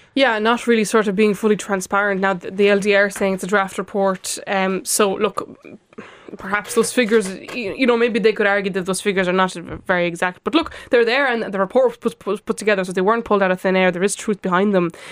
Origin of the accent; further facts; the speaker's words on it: Lithuania; now in Ireland; I am from Lithuania, and I spent Christmas there, and my parents live in an apartment